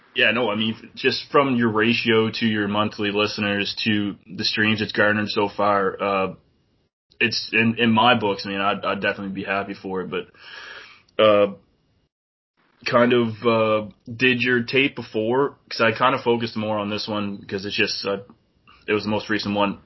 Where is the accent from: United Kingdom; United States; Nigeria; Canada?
Canada; New Brunswick; I'm from New Brunswick